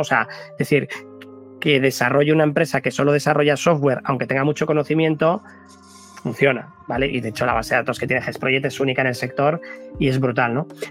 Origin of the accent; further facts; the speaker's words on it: Basque Country, Spain; somos vascos